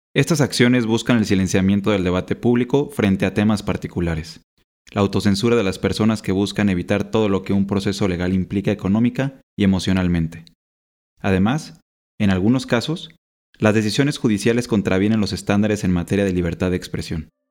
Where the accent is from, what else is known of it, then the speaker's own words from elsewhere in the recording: Mexico; periodista mexicano.